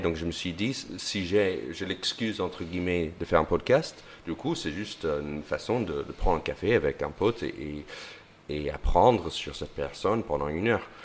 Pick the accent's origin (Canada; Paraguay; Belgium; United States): United States; French is a second language; moved away as an adult; now in France; être un Américain, euh, un Américain qui débarque en France